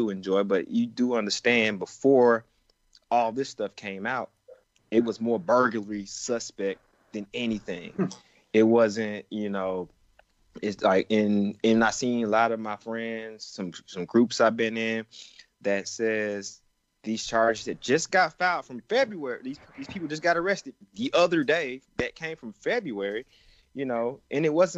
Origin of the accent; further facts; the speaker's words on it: Atlanta, Georgia, United States; I grew up in the city of Atlanta for the most part